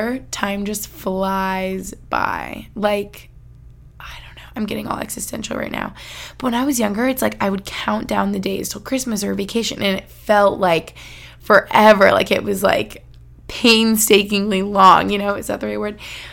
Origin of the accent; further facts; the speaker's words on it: United States; moved away; also born or lived in Albany, New York / Boston, Massachusetts; where I grew up in Albany or in Boston